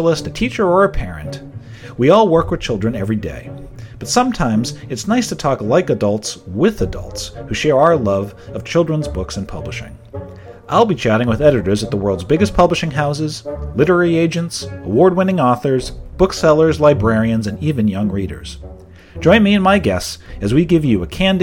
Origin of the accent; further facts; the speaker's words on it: Exeter, New Hampshire, United States; my hometown of Exeter, New Hampshire